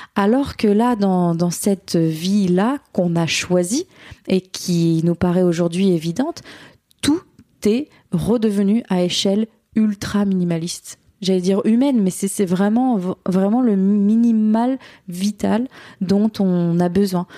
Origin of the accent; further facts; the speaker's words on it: Burgundy, Bourgogne-Franche-Comté, France; moved away as an adult; now in Australia; on est de Bourgogne